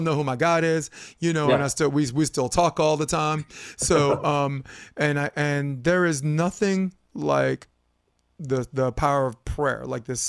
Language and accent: English; New York, United States; moved away as an adult; I'm from New York